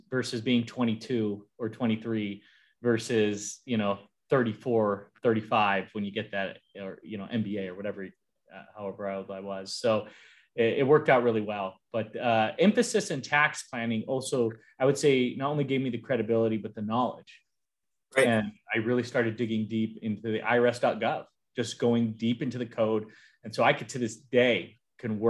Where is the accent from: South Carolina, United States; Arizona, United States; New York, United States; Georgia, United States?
Arizona, United States; now in California, United States; I grew up in Arizona, and now I'm in California